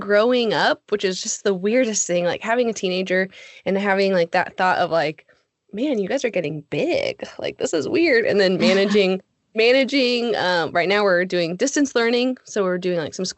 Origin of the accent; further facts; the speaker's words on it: Alaska, United States; moved away as an adult; now in Texas, United States; Jesse and I grew up in Alaska and then we moved to Texas about 8 years ago